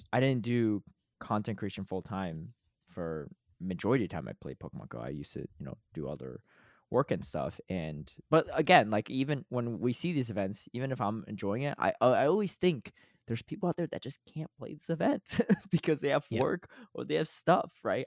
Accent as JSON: {"language": "English", "region": "Connecticut", "country": "United States", "tie": "born or raised there", "said": "I grew up in Connecticut"}